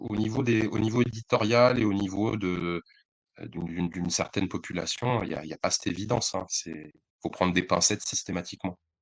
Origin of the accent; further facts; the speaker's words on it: Bondy, Île-de-France, France; also born or lived in Le Blanc-Mesnil; je suis de Bondy, j'ai beaucoup habité au Blanc-Ménil, j'ai beaucoup traîné à Aulnay, donc c'est un peu ma sphère, c'est chez moi.